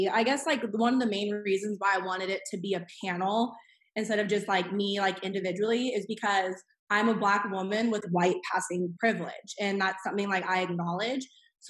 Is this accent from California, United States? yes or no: yes; Thousand Oaks, California, United States; moved away as an adult; now in Tennessee, United States; I'm from Thousand Oaks, California. I went to the University of Tennessee, and I am a fifth grade reading teacher.